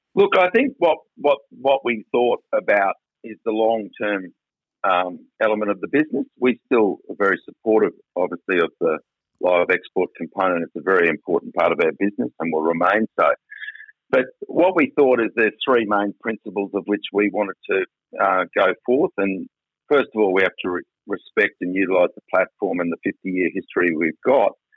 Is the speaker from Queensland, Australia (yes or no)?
yes; South Burnett, Queensland, Australia; also born or lived in Mount Isa; I was born in Mount Isa and yeah. grew up on a farm in the South Burnett.